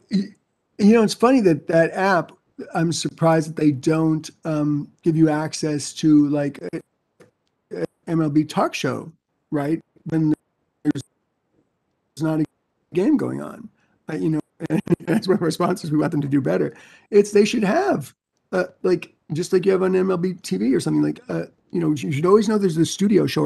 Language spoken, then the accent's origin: English; New York, United States; moved away as an adult; I grew up in New York